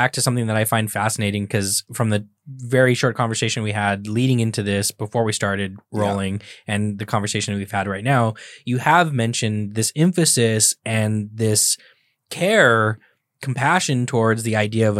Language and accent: English; Los Angeles, California, United States; What? I grew up in East LA.